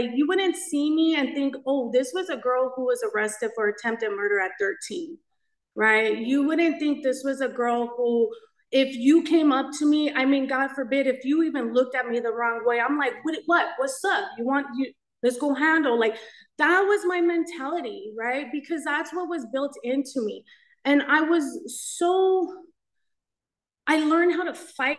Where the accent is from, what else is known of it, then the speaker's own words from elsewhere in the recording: Los Angeles, California, United States; So I grew up in East